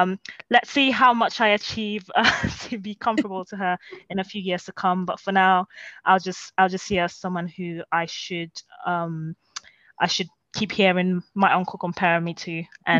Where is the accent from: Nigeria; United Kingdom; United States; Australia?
Nigeria; So I think as a role model, again, as a Nigerian, definitely a role model. And, you know, as a Nigerian, your relatives are going to compare.